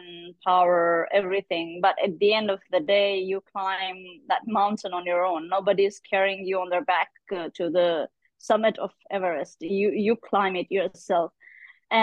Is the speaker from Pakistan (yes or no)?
yes; Pakistan; being a Pakistani girl, being a Muslim woman